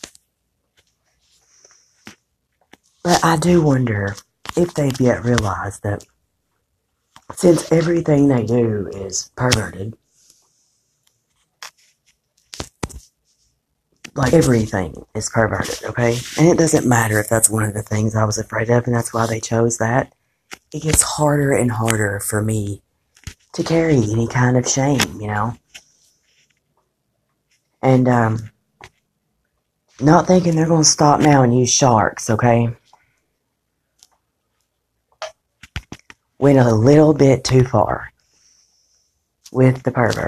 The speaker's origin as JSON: {"language": "English", "country": "United States", "said": "I'm an American"}